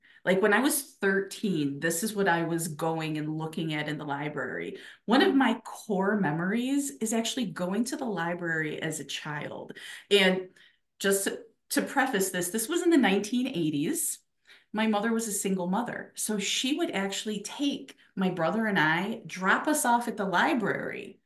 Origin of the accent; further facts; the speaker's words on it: Chicago, Illinois, United States; I was born and raised in Chicago, my whole life, South Side girl